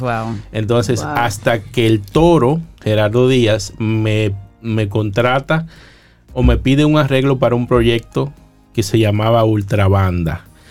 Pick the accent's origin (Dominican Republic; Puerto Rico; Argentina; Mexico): Dominican Republic; La Romana; moved away as an adult; also born or lived in Boston, United States / Santo Domingo, Dominican Republic; mis compañeros de bachillerato llegaban al colegio a hablar de sus andanzas en las calles de la Romana, yo eh, ya estaba produciendo los jingles de las emisoras de mi pueblo